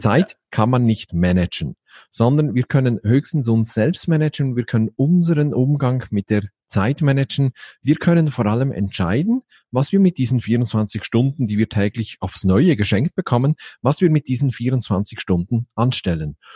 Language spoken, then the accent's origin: German; Basel, Basel-Stadt, Switzerland; bin ich aus der Schweiz, genau genommen aus Basel